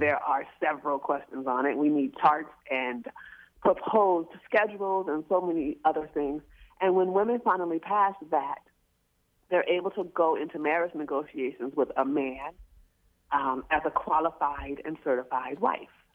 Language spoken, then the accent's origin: English; New Orleans, Louisiana, United States; we're from New Orleans